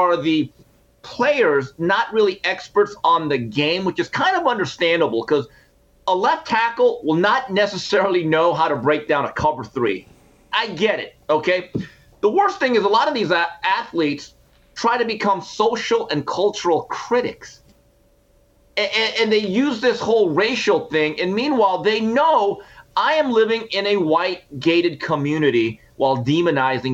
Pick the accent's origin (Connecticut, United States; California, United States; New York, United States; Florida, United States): California, United States; Montebello; as a young man growing up in Montebello, California.